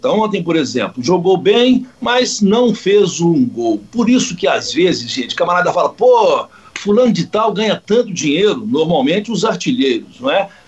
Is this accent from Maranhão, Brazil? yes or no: no; Minas Gerais, Brazil; eu, eu, eu, sou bem mineiro, viu?